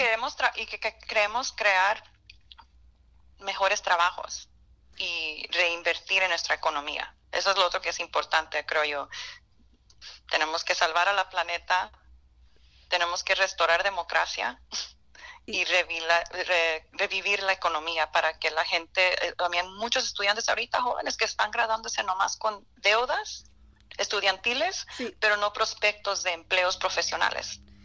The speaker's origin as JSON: {"language": "Spanish", "region": "California", "country": "United States", "also_born_or_lived": "Miami", "said": "yo vengo de California"}